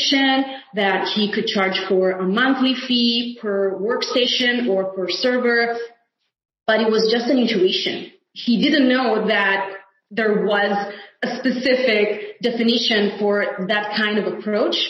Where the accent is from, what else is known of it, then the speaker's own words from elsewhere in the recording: Italy; home is Italy, which is my homeland